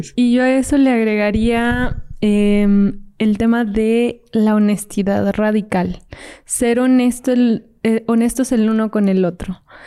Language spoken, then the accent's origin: Spanish; Fresnillo, Zacatecas, Mexico; yo soy de Zacatecas, entonces yo estaba ahí en Fresnillo, Zacatecas